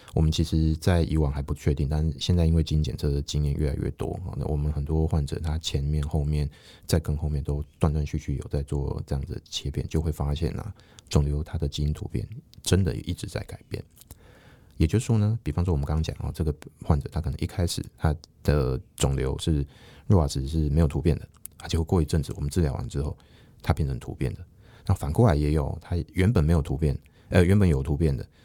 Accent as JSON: {"language": "Chinese", "country": "Taiwan", "said": "我们台湾人"}